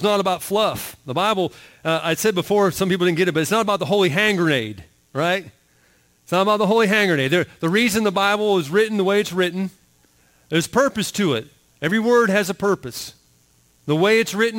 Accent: Florida, United States; I grew up in Florida. So, I mean, I was born there

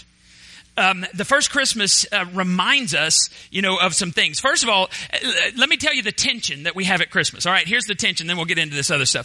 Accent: Borger, Texas, United States; moved away as an adult; also born or lived in Waco, Texas; now in Palestine, United States; my hometown, Borger, Texas

